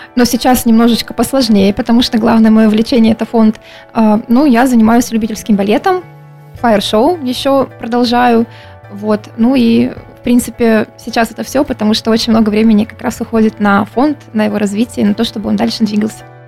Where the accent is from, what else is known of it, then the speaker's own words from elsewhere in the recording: Krasnodar, Krasnodar Krai, Russia; я коренная краснодарка, если можно так сказать. Вот э, и по папе, и по маме мы все с Кубани.